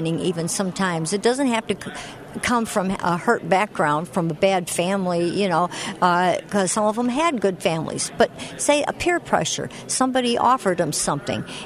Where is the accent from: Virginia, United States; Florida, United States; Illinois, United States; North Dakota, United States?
Illinois, United States; Chicago; I grew up in Chicago